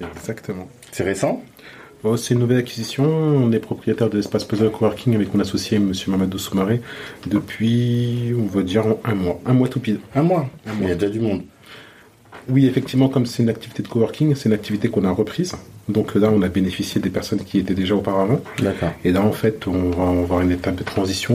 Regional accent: Chanteloup-les-Vignes, Île-de-France, France; je suis né à chanteloup les vignes

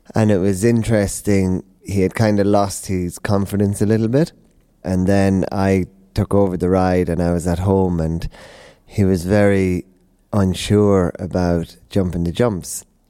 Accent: Tipperary, Munster, Ireland; now in Hickstead, United Kingdom; coming from Ireland, uh, Tipperary, we had the pony club and uh, hunting

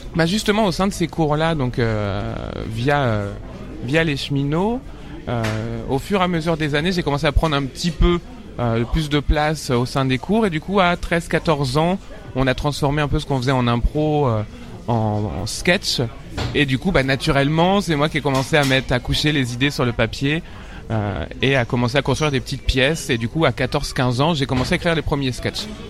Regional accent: Paris suburbs, Île-de-France, France; j'ai grandi en banlieue parisienne, dans le 94

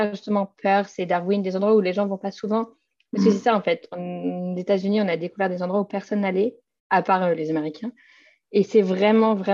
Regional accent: Innsbruck, Tyrol, Austria; French is a second language; now in Vienna, Austria; Euh, je ne me verrais pas habiter ailleurs en Autriche, de toute façon. je viens d'Innsbruck, mais je ne me verrais pas retourner.

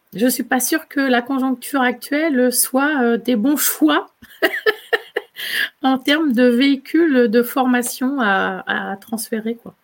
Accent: Poitou, Nouvelle-Aquitaine, France; moved away as an adult; also born or lived in Île-de-France; En fait, ici, c'est ma région d'origine. Je suis dans le Poitou

